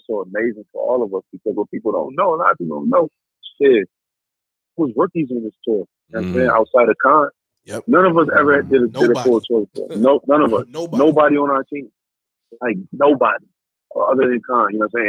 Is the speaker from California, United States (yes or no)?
no; Rochester, New York, United States; So I'm like, I was from Rochester.